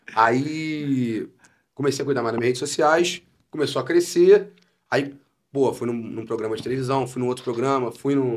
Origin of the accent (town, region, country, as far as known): São Gonçalo, Rio de Janeiro, Brazil; born or raised there; also born or lived in Niterói